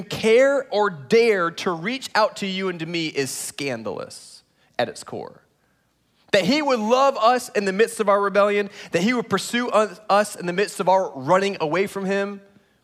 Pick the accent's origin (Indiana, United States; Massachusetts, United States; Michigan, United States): Indiana, United States; moved away as an adult; also born or lived in Chicago, Illinois / South Florida; now in Texas, United States; I grew up in Indiana, college at a Moody Bible Institute in downtown Chicago, and then South Florida for 13 and a half years